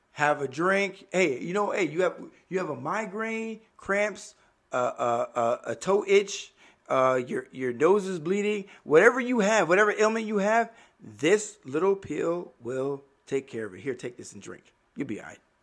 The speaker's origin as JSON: {"language": "English", "town": "Miami", "region": "Florida", "country": "United States", "tie": "born or raised there", "moved": "yes", "said": "born and raised in Miami"}